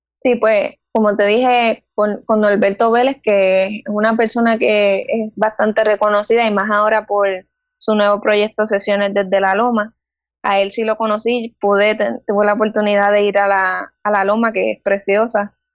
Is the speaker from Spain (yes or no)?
no; Guayanilla, Puerto Rico; Tengo 20 años y soy del pueblo de Guayanilla